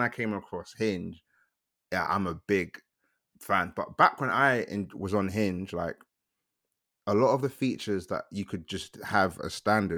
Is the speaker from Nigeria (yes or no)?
yes; Nigeria; Like, I'm Nigerian